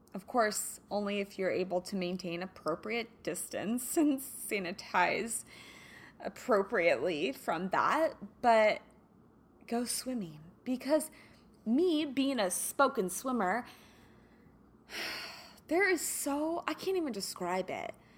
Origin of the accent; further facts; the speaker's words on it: Kansas, United States; now in California, United States; I grew up in the Midwest, so, you know, in Kansas, summers were usually very, very hot and humid